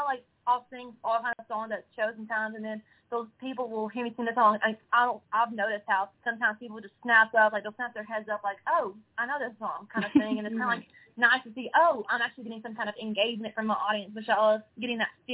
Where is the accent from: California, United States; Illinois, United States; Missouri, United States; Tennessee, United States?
Tennessee, United States; between Nashville and Memphis; I'm literally from right up the road, about 2 hours away. So I'm kind of a halfway point between Nashville and Memphis.